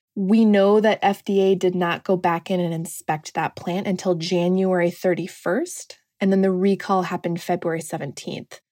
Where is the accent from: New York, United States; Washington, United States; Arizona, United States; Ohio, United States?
Washington, United States; now in Washington, D.C., United States; I'm from Washington State originally